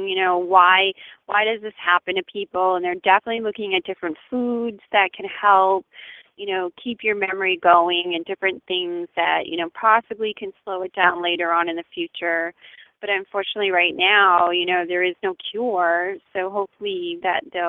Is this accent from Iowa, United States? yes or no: no; Lewiston, Maine, United States; now in Greene, Maine, United States; I'm from Lewiston. I grew up in Lewiston